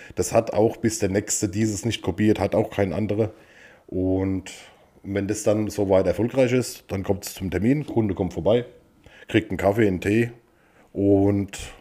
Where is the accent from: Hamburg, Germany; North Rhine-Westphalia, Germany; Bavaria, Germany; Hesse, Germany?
Bavaria, Germany; Wiesen; moved away; wir kommen quasi aus dem Landkreis Aschaffenburg, in dem Fall äh, aus Wiesen im Spessart